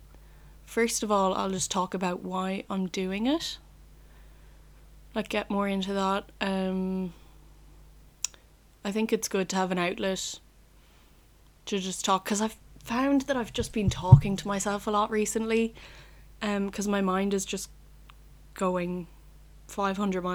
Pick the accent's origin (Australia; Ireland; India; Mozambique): Ireland; Roscommon, Connacht; I'm 20, from Roscommon, which is a county, from Roscommon Town.